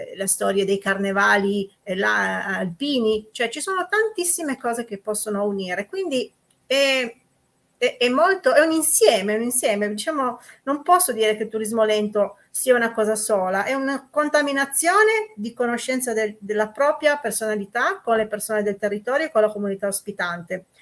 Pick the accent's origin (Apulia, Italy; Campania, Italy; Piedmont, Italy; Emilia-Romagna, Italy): Piedmont, Italy; Susa Valley; territori del cuore, quelli dove sei cresciuta